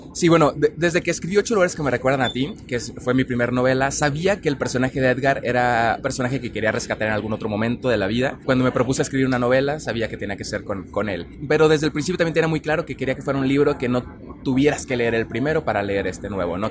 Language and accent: Spanish; Monterrey, Nuevo León, Mexico; yo soy regio